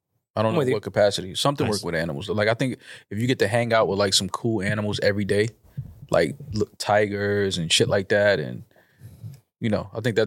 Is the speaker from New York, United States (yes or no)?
yes; New York City, New York, United States; I'm from the Bronx.